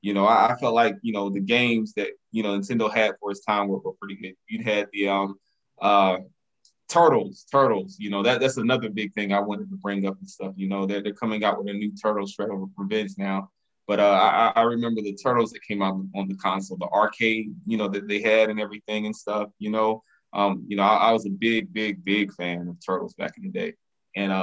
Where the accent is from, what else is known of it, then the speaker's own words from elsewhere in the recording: Lumberton, North Carolina, United States; I grew up in Lumberton